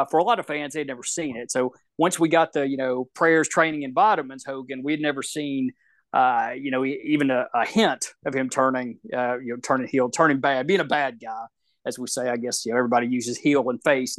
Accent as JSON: {"language": "English", "town": "Shreveport", "region": "Louisiana", "country": "United States", "tie": "born or raised there", "said": "I grew up in the Mid-South region, so Bill Watts territory."}